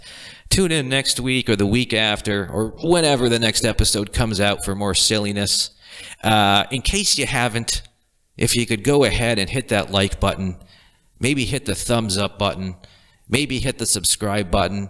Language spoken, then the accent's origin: English; Boston, Massachusetts, United States; born into a lower to middle class family from the Boston area